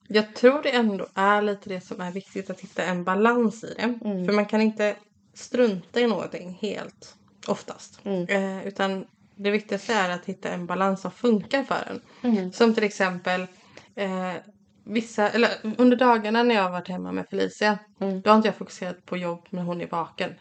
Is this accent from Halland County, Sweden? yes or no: yes; Fjärås, Halland County, Sweden; also born or lived in Kungsbacka; vi kommer från, alltså vi kommer inte riktigt från Kungsberg, vi kommer från Fjärås